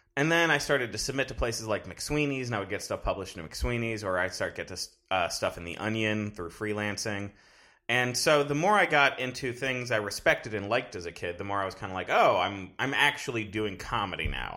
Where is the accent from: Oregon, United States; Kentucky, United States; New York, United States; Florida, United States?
Florida, United States; Fort Lauderdale; moved away; I'm originally from South Florida